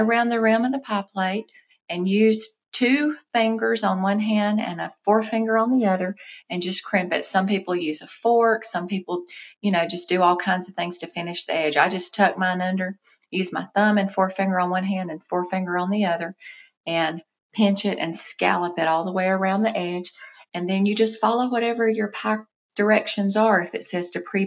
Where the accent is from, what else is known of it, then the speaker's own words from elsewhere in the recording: South Mississippi, United States; moved away as an adult; also born or lived in North Georgia; now in Georgia, United States; where I grew up in South Mississippi